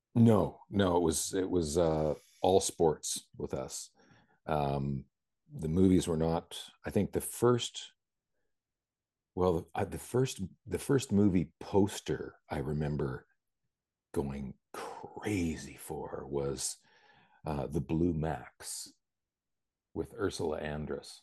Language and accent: English; Vancouver, British Columbia, Canada; also born or lived in New Jersey / Bethesda / Princeton; Vancouver, which is my hometown